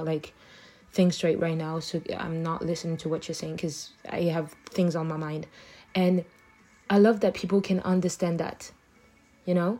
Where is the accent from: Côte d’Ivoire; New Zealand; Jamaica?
Côte d’Ivoire; Abidjan; first language French; English is a second language; moved away